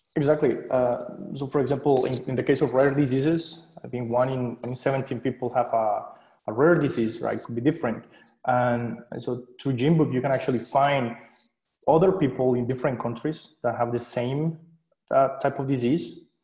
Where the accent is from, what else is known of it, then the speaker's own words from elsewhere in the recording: Colombia; moved away as an adult; now in Switzerland; I'm originally from Colombia, so I studied physics over there